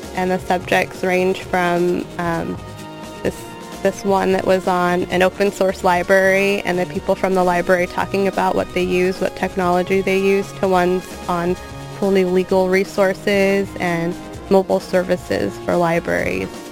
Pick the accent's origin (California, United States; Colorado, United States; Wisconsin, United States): California, United States; Long Beach; I'm from Long Beach. I went to school in Long Beach